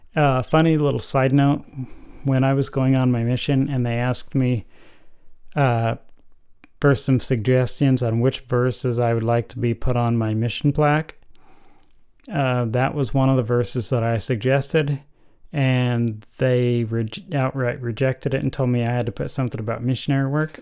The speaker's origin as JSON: {"language": "English", "country": "United States", "said": "I'm about as American as you can get"}